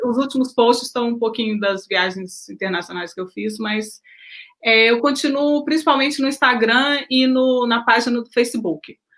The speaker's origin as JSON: {"language": "Portuguese", "town": "Belo Horizonte", "region": "Minas Gerais", "country": "Brazil", "tie": "born or raised there", "also_born_or_lived": "Japan", "moved": "as an adult", "lives_now": "United States", "said": "eu, nasci e cresci em Belo Horizonte, sempre na mesma região"}